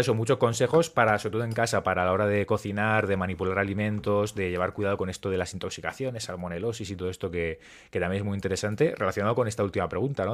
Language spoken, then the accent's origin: Spanish; Murcia, Region of Murcia, Spain; Yo soy de Murcia